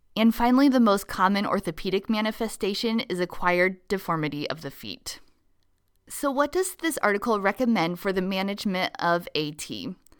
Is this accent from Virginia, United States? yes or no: no; Nebraska, United States; my home state of Nebraska